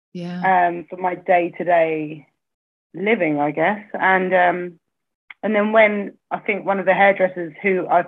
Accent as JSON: {"language": "English", "town": "Braintree", "region": "East of England", "country": "United Kingdom", "tie": "born or raised there", "said": "I grew up in Braintree in Essex"}